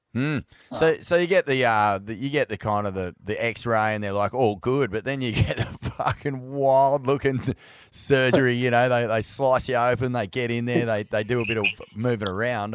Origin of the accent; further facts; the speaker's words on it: Australia; we're as Aussie surf fans